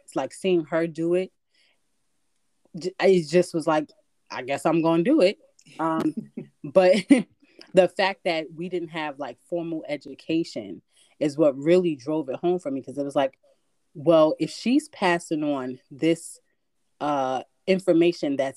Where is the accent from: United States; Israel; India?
United States; New York City, New York; moved away as an adult; now in Connecticut, United States; I'm from the Bronx